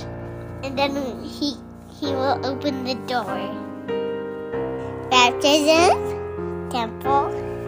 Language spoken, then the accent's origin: English; Nebraska, United States; I'm 3 and a half. I'm from Nebraska.